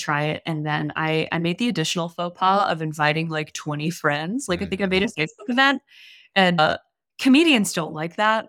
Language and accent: English; New Orleans, Louisiana, United States; now in Austin, United States; I live in Austin right now, but I'm from New Orleans.